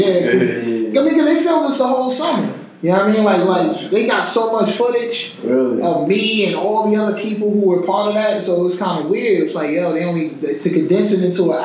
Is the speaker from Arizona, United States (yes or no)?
no; Newark, New Jersey, United States; I'm just that kid from Newark, just came off my mama's couch